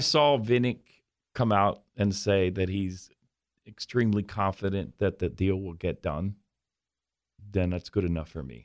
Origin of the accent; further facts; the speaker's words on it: Philadelphia, Pennsylvania, United States; moved away; I was from Philly